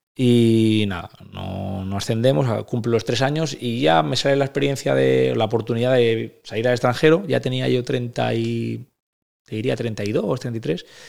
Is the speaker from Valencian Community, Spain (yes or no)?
yes; Valencian Community, Spain; moved away as an adult; soy valenciano